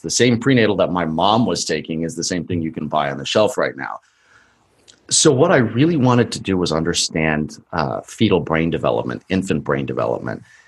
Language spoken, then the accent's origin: English; Colorado, United States; now in California, United States; I was born in Colorado and spent most of my life there